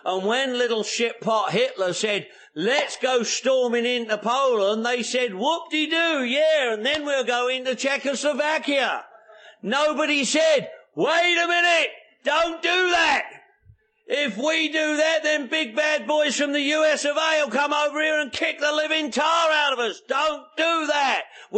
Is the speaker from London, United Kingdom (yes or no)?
yes; London, United Kingdom; born there; I was born in the Second World War, 1943. The Blitz was on in London.